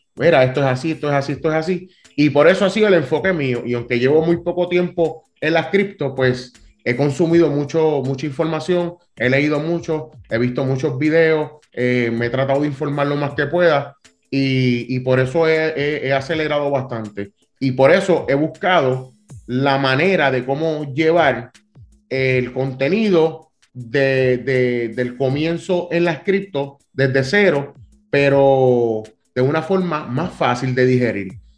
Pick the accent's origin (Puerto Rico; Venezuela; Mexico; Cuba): Puerto Rico; Cataño; yo soy un muchacho eh, criado, soy de Cataño, o bien orgulloso de ser de Cataño, un residencial público.